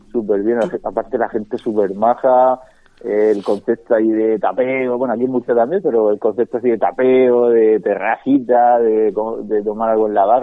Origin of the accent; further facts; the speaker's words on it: Seville, Andalusia, Spain; yo si voy a Sevilla a que me encanta soy de Sevilla